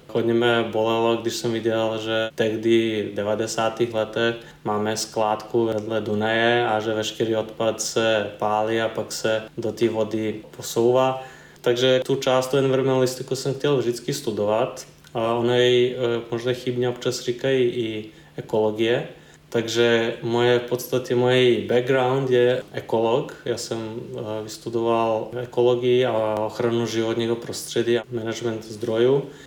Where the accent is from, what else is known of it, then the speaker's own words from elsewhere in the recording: eastern Serbia, Serbia; now in Czech Republic; já jsem v České republice skončil ze Srbska, takže původem jsem eh, z Balkánu. A když to vezmu přesněji, tak je to východní